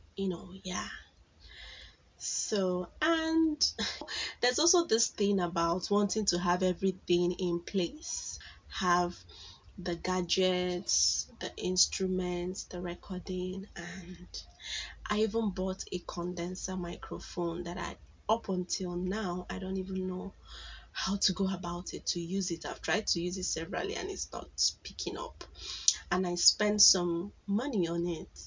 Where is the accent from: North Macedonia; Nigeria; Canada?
Nigeria; Igboland; accent: Igbo; from Nigeria, so you know that most times our English is a bit harsh